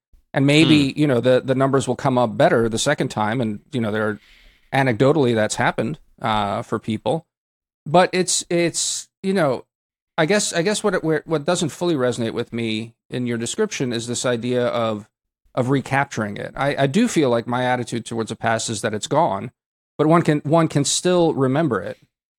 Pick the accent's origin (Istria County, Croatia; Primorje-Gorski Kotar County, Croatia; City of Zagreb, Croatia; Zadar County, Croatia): Zadar County, Croatia; Zadar; but you know, I also like my hometown of Zadar, where you know, they have a home.